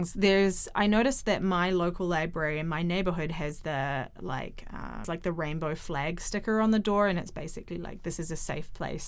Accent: New Zealand; I'm from New Zealand

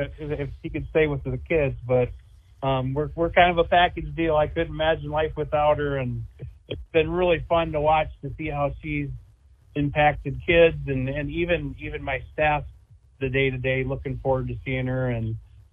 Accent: Glidden, near Carroll, Iowa, United States; moved away as an adult; now in Atlantic, United States; I was raised in Glitterdale right outside of Carroll. So Carroll for me is home. My mom and dad both live in Carroll. I have a brother and a sister that live in Carroll.

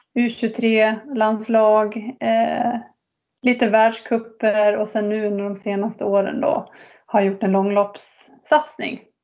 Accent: Falun, Dalarna County, Sweden; jag är född och uppväxt i Falun

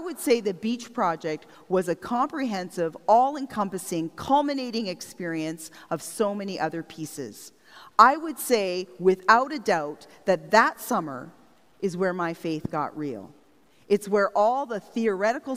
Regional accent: Strathroy, Ontario, Canada; moved away; I grew up in Strathroy, by the way, but since leaving home, I've been part of 6 different communities

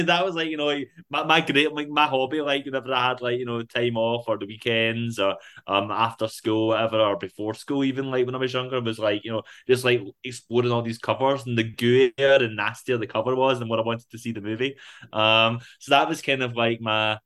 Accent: Rutherglen, Scotland, United Kingdom; also born or lived in Glasgow; I grew up in Rutherglen

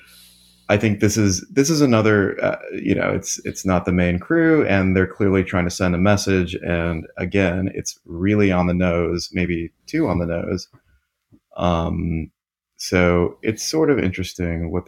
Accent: Columbus, Ohio, United States; we're from Columbus, which is where Wendy started

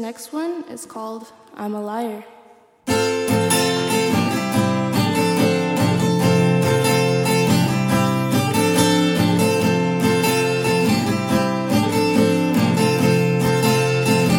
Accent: Rancho Cucamonga, California, United States; I'm from Rancho Cucamonga, California

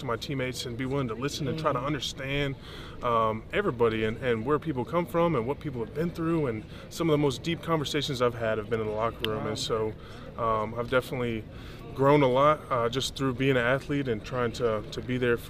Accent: Texas, United States; I grew up in Texas

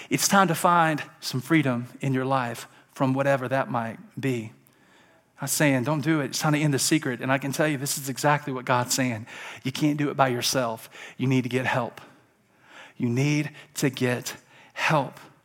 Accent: Alabama, United States; I'm from Alabama.

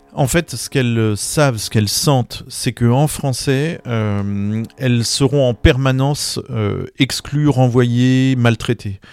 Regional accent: France; quand on est français

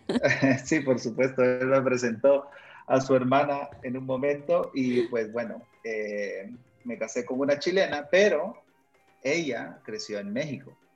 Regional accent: Honduras; moved away as an adult; also born or lived in Argentina / Texas, United States; now in Guatemala; Yo nací en Guatemala, donde vivo actualmente, Ah, crecí en Honduras, mis padres ambos son hondureños

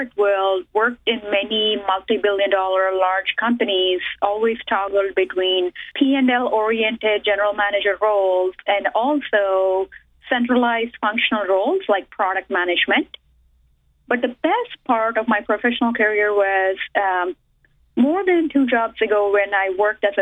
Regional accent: India; first language Telugu; English is a second language; moved away as an adult; also born or lived in Boston area; now in United States; I was born and raised in India

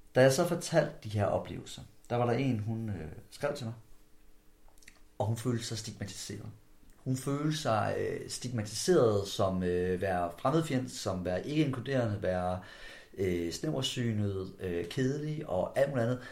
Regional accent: Skjern, Central Denmark Region, Denmark; vi to vi kommer fra samme område af. Vi kommer fra downtown omkring Skærm, kommune af.

